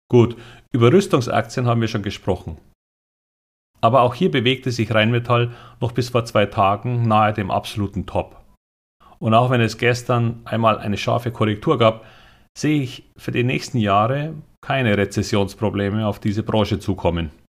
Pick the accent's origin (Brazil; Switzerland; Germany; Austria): Germany; Bavaria; aber als Bayer bevorzuge ich Karl Valentin als Quelle.